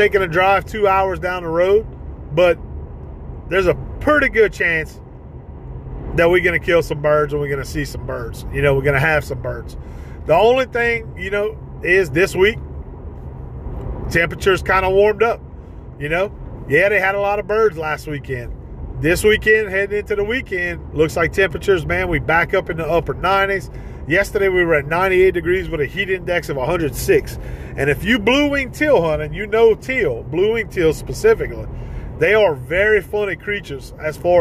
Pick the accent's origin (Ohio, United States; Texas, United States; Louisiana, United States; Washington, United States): Louisiana, United States; Ville Platte; my hometown of Ville Platte